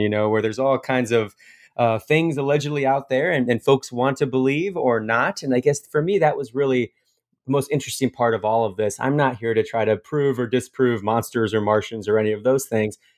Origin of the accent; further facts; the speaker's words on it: Fort Wayne, Indiana, United States; about 20 miles from my hometown of Fort Wayne, Indiana.